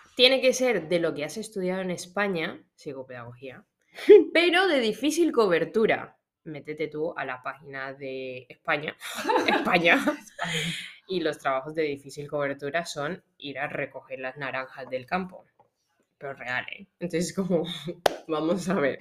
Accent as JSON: {"language": "Spanish", "country": "Colombia", "moved": "as an adult", "lives_now": "Spain", "said": "yo soy de Locombia"}